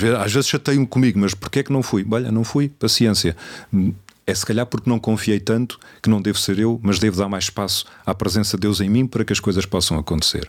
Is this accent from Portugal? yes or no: yes; Cadaval, Lisbon, Portugal; eu sou de uma zona de bom vinho, sou do Cadaval, à frente da casa dos meus pais está a adega